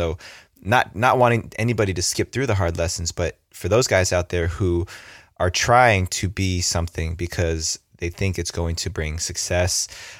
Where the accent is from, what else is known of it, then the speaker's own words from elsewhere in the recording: East Coast, New Jersey, United States; accent: Jersey; moved away; I grew up on the East Coast. My mom came from an Italian family. My dad came from a Japanese family.